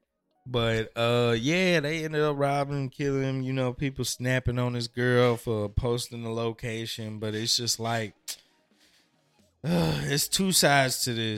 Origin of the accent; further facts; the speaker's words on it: United States; being an American it's like we're accustomed to the type of violence that goes on in our own country